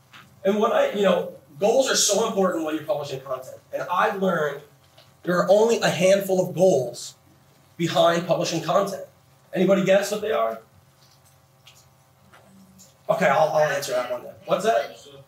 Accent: Phoenix, Arizona, United States; I'm another guy from Phoenix, so I'm used to it.

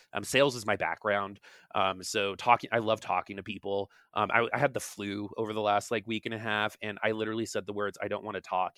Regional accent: East Coast, United States; moved away; I'm from the East Coast originally

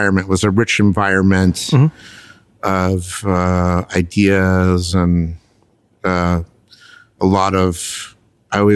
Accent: Los Angeles, California, United States; I'm a fifth generation Los Angelino

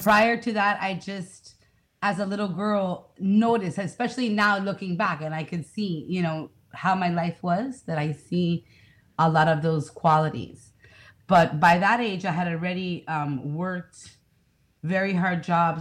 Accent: Miami, Florida, United States; I'm from Miami

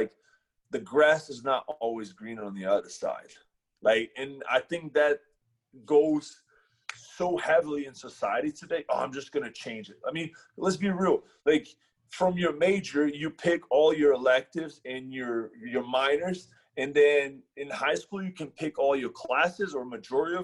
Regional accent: Brazil; now in United States; we're from Brazil

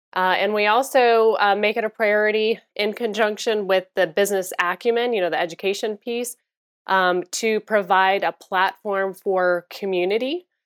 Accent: Florida, United States; also born or lived in Chicago area; I'm originally from the Chicago area, but I grew up in Florida.

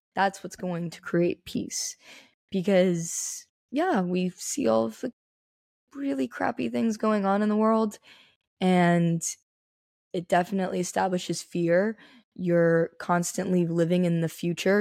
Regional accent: Las Vegas, Nevada, United States; Born and raised Las Vegas.

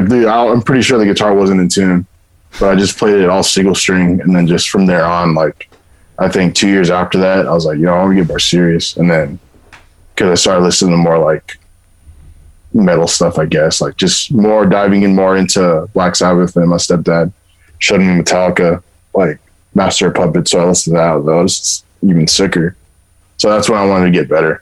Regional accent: Inland Empire, California, United States; also born or lived in Orange County, California; right before I went to middle school, I graduated like elementary, and I moved to Inland Empire and from Orange County.

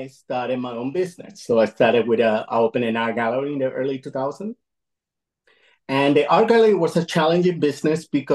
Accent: Caracas, Capital District, Venezuela; moved away as an adult; now in United States; I'm an immigrant. I'm fr originally from Caracas, Venezuela. I moved here in the early 90s

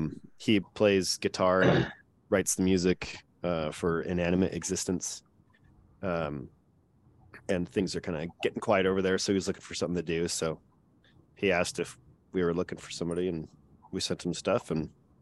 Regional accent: Olympia, Washington, United States; I'm from Olympia, Washington.

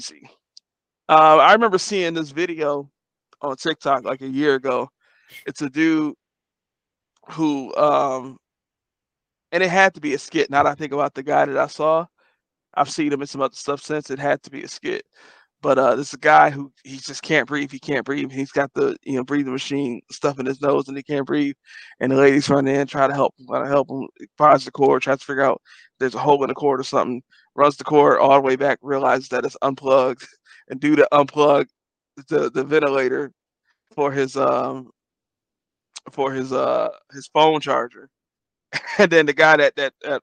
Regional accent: Detroit, Michigan, United States; moved away; also born or lived in Ohio; I grew up in Detroit

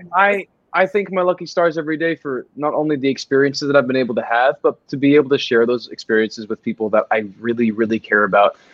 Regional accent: College Station, Texas, United States; College Station, which is my hometown

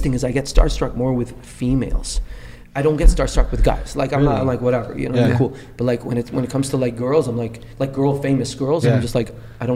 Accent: Dubai, United Arab Emirates; moved away as an adult; also born or lived in Lebanon / Montreal, Canada; growing up in Dubai in a Muslim country, I'm a Christian

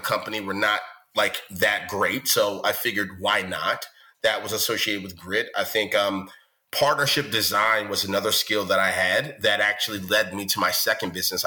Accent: Baltimore, Maryland, United States; I come from West Baltimore, really humble beginnings

